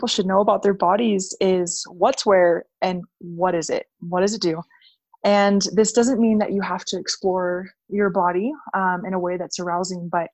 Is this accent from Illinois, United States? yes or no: no; Hawaii, United States; I grew up in Hawaii